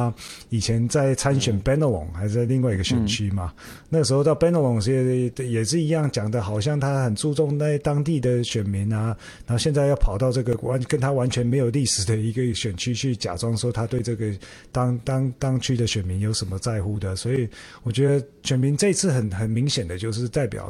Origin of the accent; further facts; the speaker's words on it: Taiwan; now in Australia; 连我我我也算华裔啊，但是我是台湾来的。